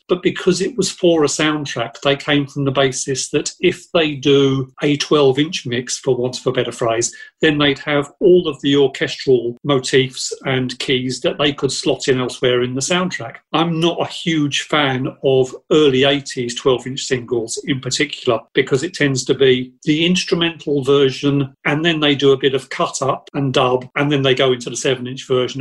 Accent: Southend-on-Sea, East of England, United Kingdom; growing up in Southend

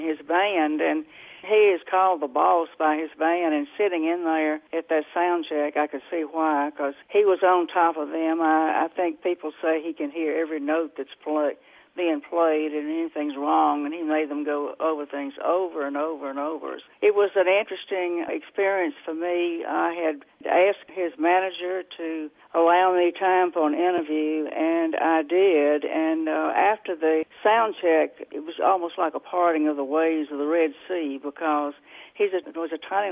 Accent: Tutwiler, Mississippi, United States; I grew up in Tutwiler, which is actually the birthplace of the blues.

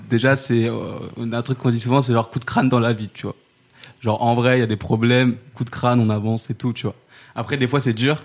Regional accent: Saint-Denis, Île-de-France, France; j'ai grandi euh, j'ai grandi à Saint-Denis

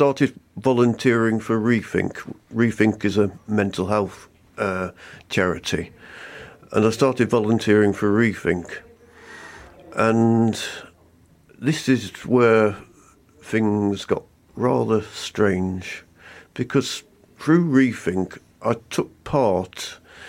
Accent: Nottingham, East Midlands, United Kingdom; moved away as an adult; now in Black Country, United Kingdom; I'm from the East Midlands, I'm afraid, but I've crossed over to the black country and I love it now

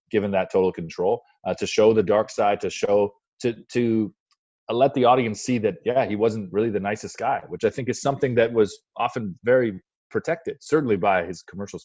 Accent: Windsor, Ontario, Canada; moved away; also born or lived in Toronto; I grew up in Windsor

